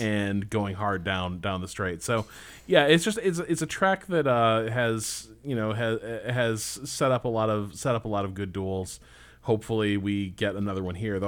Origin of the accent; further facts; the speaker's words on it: Indiana, United States; growing up in Indiana